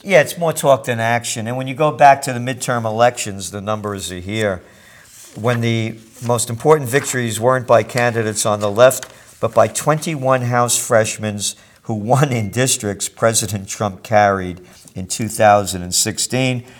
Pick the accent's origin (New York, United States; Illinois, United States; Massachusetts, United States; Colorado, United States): New York, United States; I'm a New Yorker